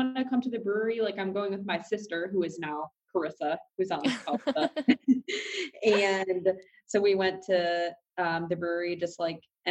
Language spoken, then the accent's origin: English; Dubuque, Iowa, United States; now in New York City, United States; I'm from Dubuque, Iowa